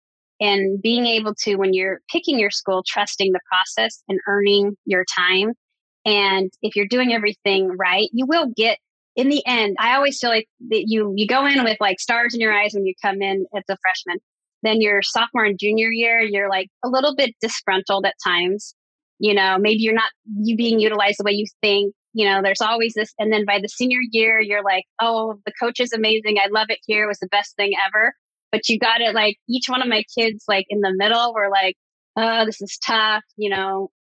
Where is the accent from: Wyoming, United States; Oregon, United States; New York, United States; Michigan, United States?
Oregon, United States; moved away as an adult; also born or lived in Oklahoma; I grew up in Oregon and was a gymnast at Oklahoma. And I was so homesick because I couldn't get home at the very beginning.